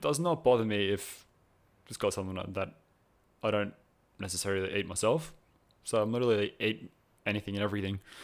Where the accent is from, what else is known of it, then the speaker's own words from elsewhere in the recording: Cronulla, New South Wales, Australia; I'm originally from Cronulla in New South Wales